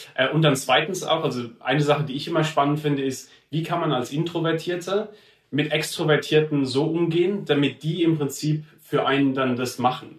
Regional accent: Heidelberg, Baden-Württemberg, Germany; ich bin in Heidelberg aufgewachsen, im Süden

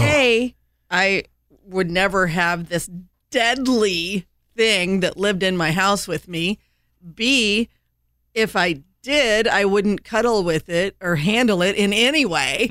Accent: Indiana, United States; now in North Carolina, United States; I grew up in Indiana

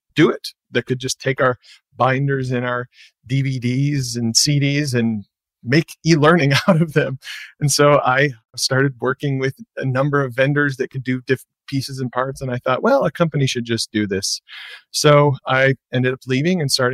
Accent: Michigan, United States; moved away; I'm from Michigan originally

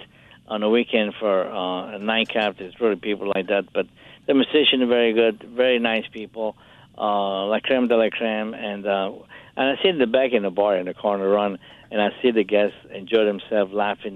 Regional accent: Capri, Campania, Italy; moved away; in Italy, where I grew up in Capri, around the Naples Bay and Sorrento.

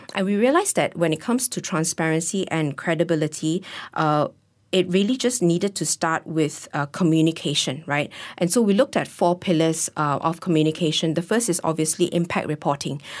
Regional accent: Malaysia; as a Malaysian

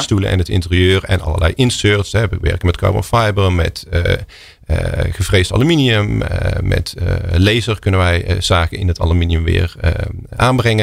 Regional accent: Oosterhout, North Brabant, Netherlands; moved away; also born or lived in Eindhoven / London; opgegroeid in Oosterhout, in Noord-Brabant.

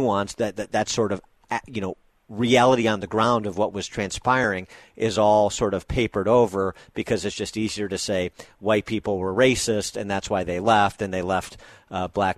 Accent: Chicago, Illinois, United States; as a Chicago native

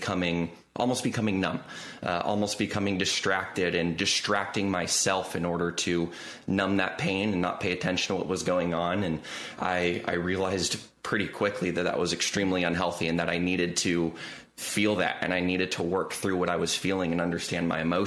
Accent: Southern California, United States; moved away; growing up in SoCal

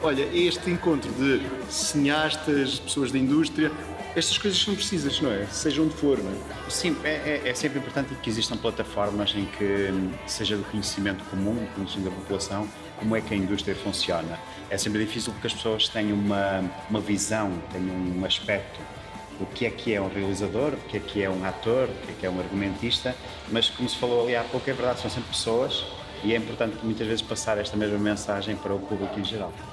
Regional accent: North, Portugal; venho do Norte

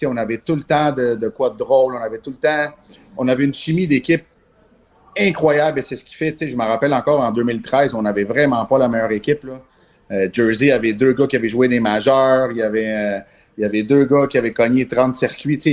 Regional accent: Montreal, Quebec, Canada; moved away as an adult; now in Quebec City, Canada; je viens de Montréal normalement. Puis euh, les, Capitales m'ont, amené emmené ici

